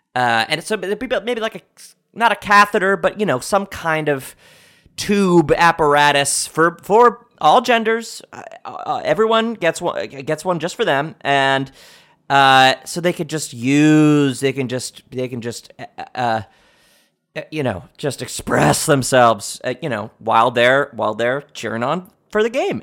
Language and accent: English; United States; I'm an American patriot